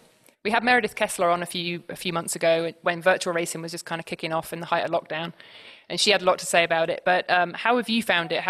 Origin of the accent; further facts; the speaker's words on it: Swindon, South West England, United Kingdom; I'm from Swindon.